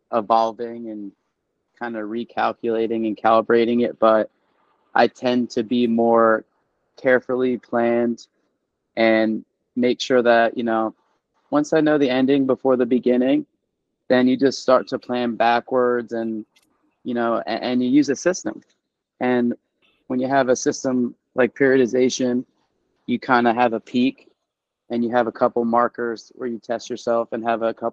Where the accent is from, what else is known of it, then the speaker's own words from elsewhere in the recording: East Coast, United States; moved away as an adult; also born or lived in Pennsylvania / Virginia / Oklahoma; now in Tempe, United States; being born and raised on the East Coast